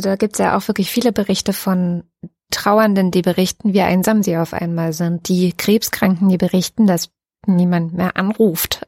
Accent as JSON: {"language": "German", "country": "Germany", "said": "hier bei uns in Deutschland"}